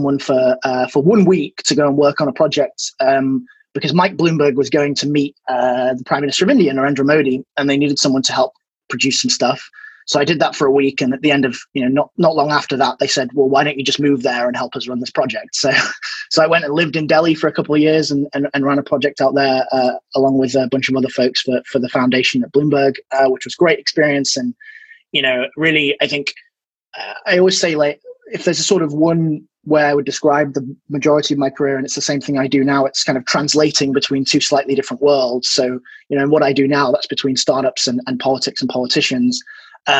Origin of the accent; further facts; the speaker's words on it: Leeds, Yorkshire and the Humber, United Kingdom; moved away; I'm from Leeds originally